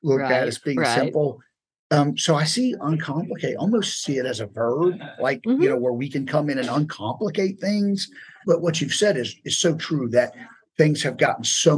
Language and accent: English; Savannah, Georgia, United States; moved away as an adult; now in Atlanta, United States; We are from Savannah. We moved up to Atlanta about 5 years ago.